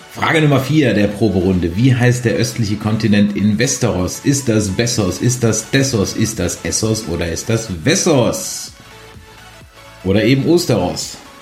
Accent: Mannheim, Baden-Württemberg, Germany; moved away; Das heutige Bier des Tages kommt aus meiner Heimatstadt

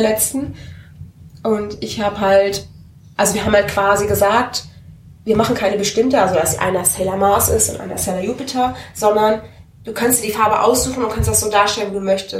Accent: Hattingen, North Rhine-Westphalia, Germany; ich komme aus Hatting und wir hatten da eine, ein, sowas ist sowas wie Karstadt

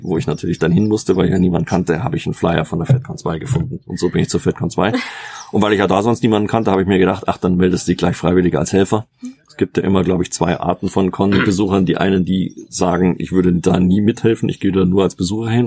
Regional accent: Munich, Bavaria, Germany; Ich bin ja aus München, in meiner Heimatstadt.

